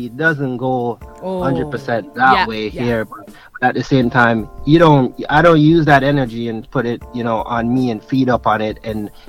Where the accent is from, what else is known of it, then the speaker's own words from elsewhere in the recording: Jamaica; born there; I'm like, heck yeah, I'm African, but I was born in Jamaica